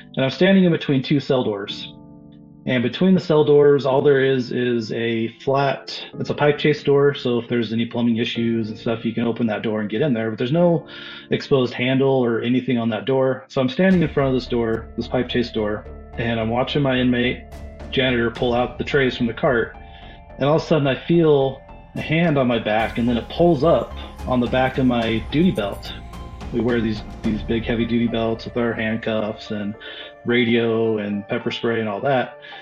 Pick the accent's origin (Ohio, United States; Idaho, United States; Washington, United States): Idaho, United States; Boise; I'm from Southern Idaho, uh, the Boise area.